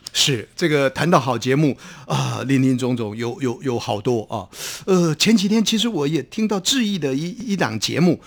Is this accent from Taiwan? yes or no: yes; Taiwan